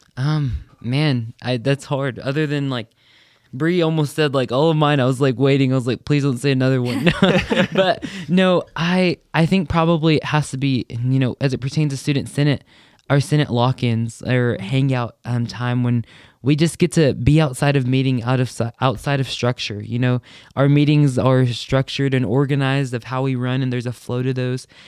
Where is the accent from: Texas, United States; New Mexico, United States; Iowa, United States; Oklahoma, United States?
New Mexico, United States; Hobbs; moved away as an adult; now in Lubbock, United States; I'm from Hobbs, New Mexico